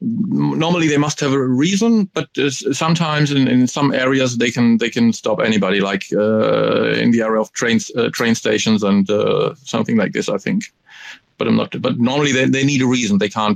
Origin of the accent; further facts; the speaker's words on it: Germany; I'm from Germany.